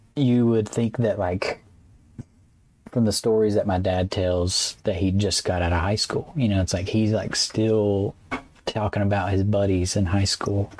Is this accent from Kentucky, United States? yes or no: yes; central Kentucky, United States; moved away as an adult; now in North Carolina, United States